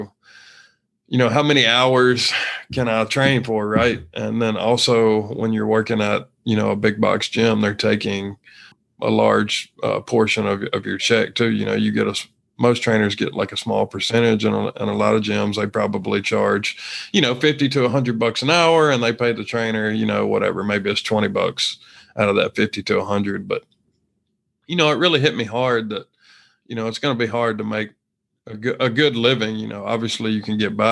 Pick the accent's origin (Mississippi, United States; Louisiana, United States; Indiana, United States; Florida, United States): Mississippi, United States; moved away as an adult; also born or lived in Texas; I'm from Mississippi originally